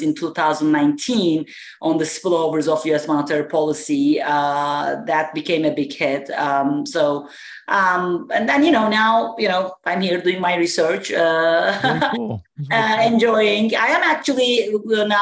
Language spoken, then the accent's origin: English; Turkey; moved away as an adult; also born or lived in Providence, United States; now in United States; I'm originally from Turkey. I went to college in Turkey, Middle East Technical University, and then I came to United States in 1995 to do my PhD